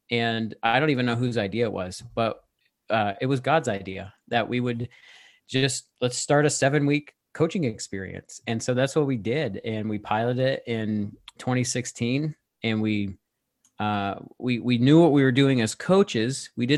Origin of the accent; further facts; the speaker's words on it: United States; moved away as an adult; now in Ontario, Canada; We've lived here in Ontario for 5.5 years. We're from the States and we moved here for work and it's been fun. We love Canada.